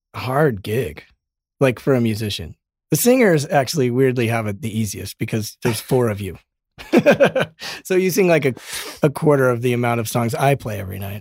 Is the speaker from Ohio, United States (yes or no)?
no; Colorado, United States; now in Los Angeles, United States; We're both from Colorado